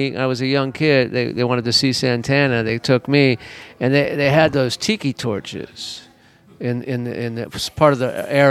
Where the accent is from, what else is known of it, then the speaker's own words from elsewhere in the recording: Los Angeles, California, United States; Yeah, well, I grew up in West L.A.